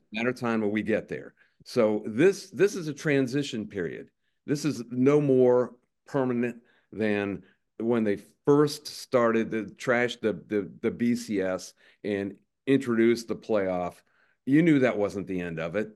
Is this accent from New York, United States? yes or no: no; Circleville, Ohio, United States; also born or lived in Columbus, Ohio; I grew up in Circleville, Ohio, and Columbus, Ohio